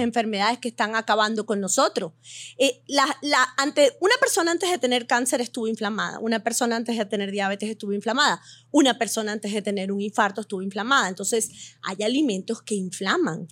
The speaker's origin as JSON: {"language": "Spanish", "country": "Venezuela", "tie": "born or raised there", "also_born_or_lived": "Beirut, Lebanon / United States", "moved": "as an adult", "lives_now": "Miami, United States", "said": "Nací en Beirut, Líbano. Me mudé a Venezuela a los 40 días."}